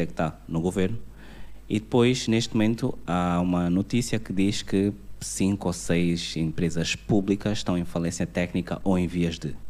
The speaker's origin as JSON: {"language": "Portuguese", "country": "Angola", "said": "nós somos angolanos, estamos aqui"}